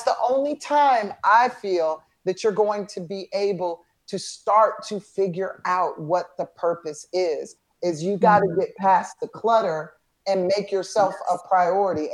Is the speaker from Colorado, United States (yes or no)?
no; Atlanta, Georgia, United States; a wonderful experience growing up in Atlanta